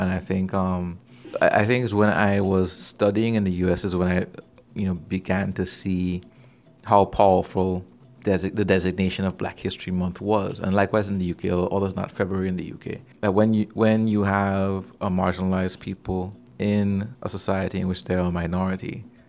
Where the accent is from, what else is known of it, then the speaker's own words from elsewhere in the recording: Trinidad & Tobago; also born or lived in British Virgin Islands; growing up in the Caribbean, between my two homelands, if you will, my mom is from Trinidad, my dad is from Tortola, and growing up back and forth between the BVI and Trinidad